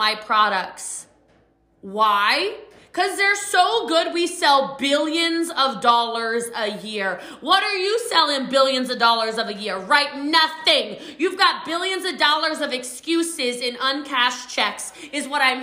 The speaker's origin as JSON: {"language": "English", "town": "Middletown", "region": "Maryland", "country": "United States", "tie": "born or raised there", "moved": "as an adult", "lives_now": "Texas, United States", "said": "I was just a little too much for a small country town in Middletown, Maryland."}